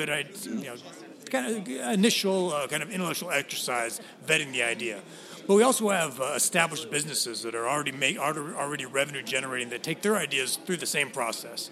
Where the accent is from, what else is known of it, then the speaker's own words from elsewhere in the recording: West Coast, United States; moved away as an adult; also born or lived in Washington, D.C. / Tel Aviv; originally, I grew up on the West Coast.